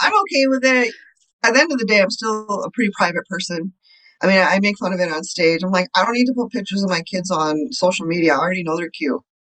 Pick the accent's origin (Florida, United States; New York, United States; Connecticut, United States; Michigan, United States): Connecticut, United States; moved away as an adult; also born or lived in India; now in Chicago, United States; I grew up in the States. I was born in India. And then when I was three, we moved to Connecticut. So I was there from the time I was three to probably 24